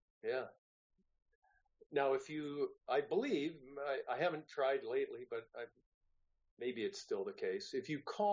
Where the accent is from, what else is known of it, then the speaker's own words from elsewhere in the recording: San Francisco Bay Area, California, United States; moved away as an adult; also born or lived in Santa Barbara; I'm originally from the San Francisco Bay Area